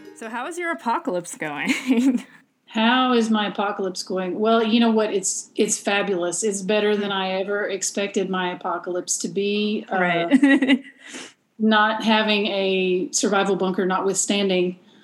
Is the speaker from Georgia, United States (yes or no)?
no; Eastern Kentucky, United States; I'm from Eastern Kentucky